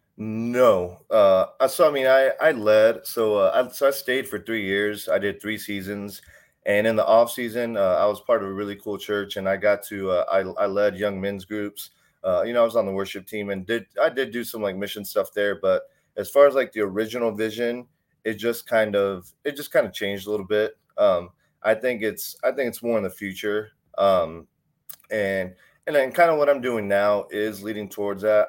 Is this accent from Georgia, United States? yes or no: no; Houston, Texas, United States; I grew up in Texas. I grew up in, uh, I grew up in Houston slash Humble area.